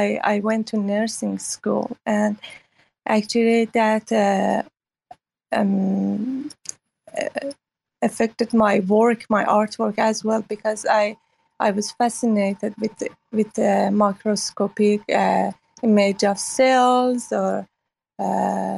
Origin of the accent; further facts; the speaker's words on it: Iran; moved away as an adult; now in Hong Kong; I grew up in Iran after revolution, and then I lived through Iran and Iraq war, and left Iran 2009